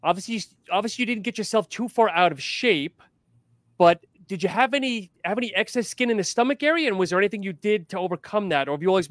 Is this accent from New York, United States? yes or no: yes; New York, United States; I'm a New Yorker.